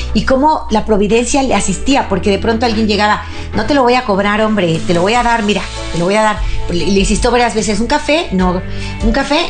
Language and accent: Spanish; Mexico; aquí en mi país, México